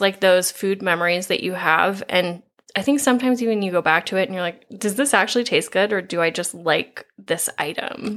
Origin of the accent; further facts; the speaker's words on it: Midwest, United States; as Midwesterners